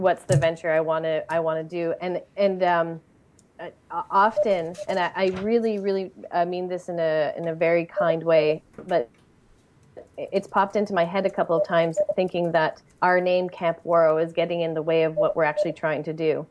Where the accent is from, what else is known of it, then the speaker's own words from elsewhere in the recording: Montreal, Quebec, Canada; I grew up in Montreal